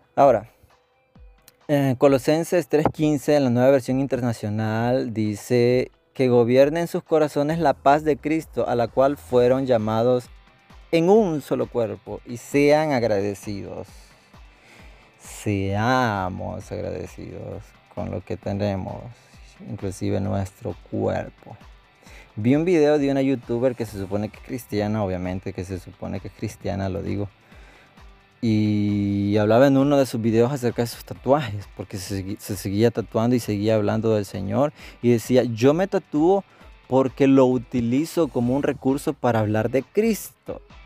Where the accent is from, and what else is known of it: El Salvador